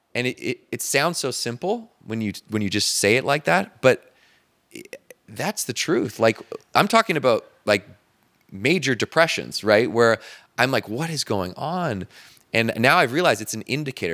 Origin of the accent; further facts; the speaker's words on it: Canada; now in Marina del Rey, United States; just being Canadian